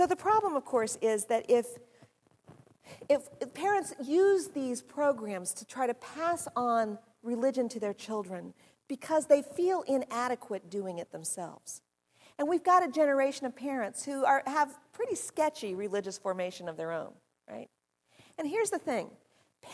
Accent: near Columbus, Ohio, United States; moved away; also born or lived in New Jersey; Columbus, Ohio, which is near where I grew up

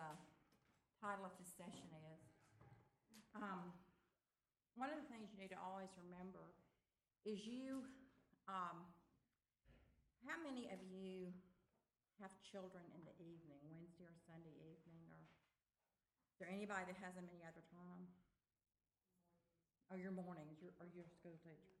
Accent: Tupelo, Mississippi, United States; I'm from Tupelo, Mississippi, and I'm very old.

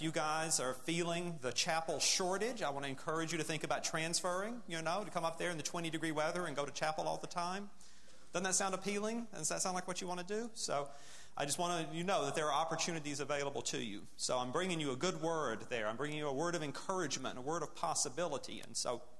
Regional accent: Alabama, United States; also born or lived in northern Midwest; now in Wheaton, United States; I grew up in Alabama

